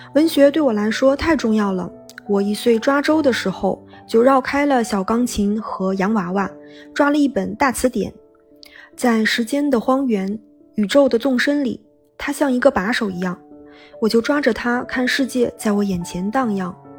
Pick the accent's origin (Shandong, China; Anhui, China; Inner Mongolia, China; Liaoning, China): Liaoning, China; Benxi; moved away; 我的家乡是东北的一个小城市，本溪